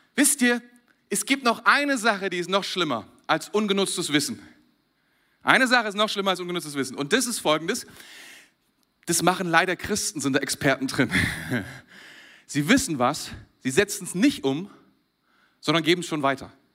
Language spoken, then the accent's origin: German; Germany; Ich bin Deutscher